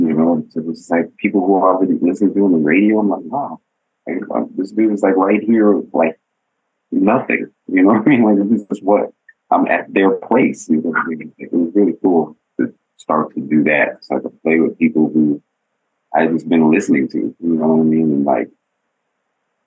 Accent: Denver, Colorado, United States; moved away as an adult; I'm from Denver, you know, we didn't really go over people's houses to play

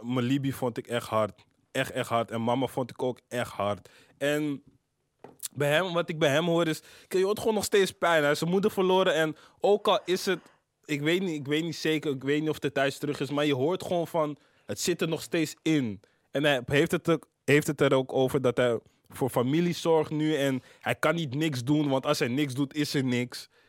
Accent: Amsterdam, North Holland, Netherlands; 1104 eh, is Kreiners, waar ik ben opgegroeid. 1075 is uh, Zuid, waar ik verder ben opgegroeid

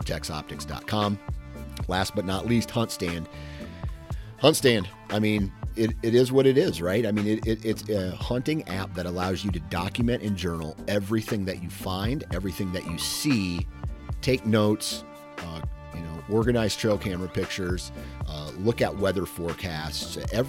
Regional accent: Midwest, United States; When I think of tradition, of course, I'm from the Midwest, so I'm a little bit biased here in this answer.

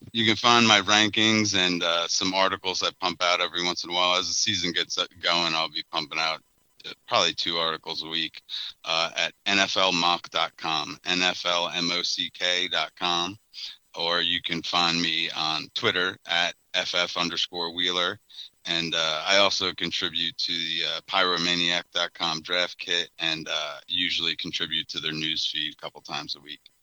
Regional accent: New York, United States; now in Baltimore, United States; I'm originally from New York

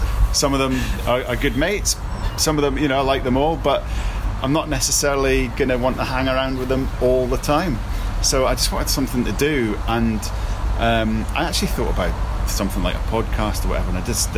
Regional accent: Scotland, United Kingdom; now in Leicester, United Kingdom; I'm Scottish

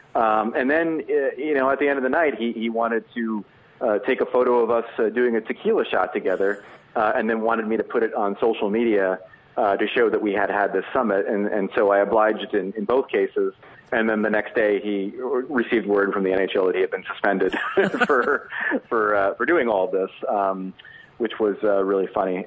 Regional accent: New Jersey, United States; I grew up in New Jersey

